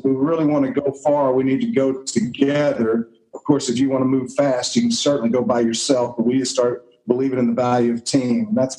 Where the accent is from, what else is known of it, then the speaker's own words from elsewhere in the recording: Houston, Texas, United States; Here in the city a long time, almost my entire life.